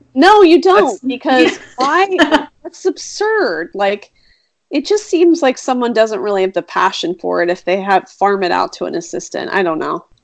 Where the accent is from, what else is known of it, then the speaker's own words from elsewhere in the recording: East Coast, United States; moved away; I've lived here for a long time, but I will always be an East Coast girl. I am very East Coast